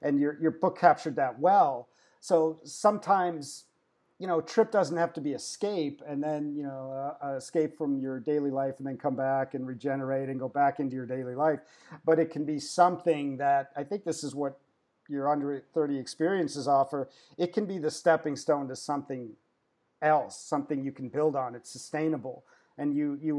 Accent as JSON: {"language": "English", "country": "Belgium", "tie": "born or raised there", "said": "I grew up in Belgium"}